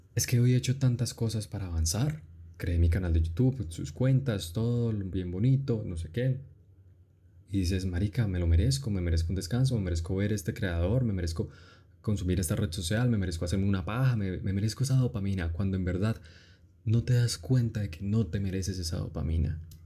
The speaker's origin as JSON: {"language": "Spanish", "country": "Colombia", "said": "Soy colombiano, evidentemente, y tenemos una cultura"}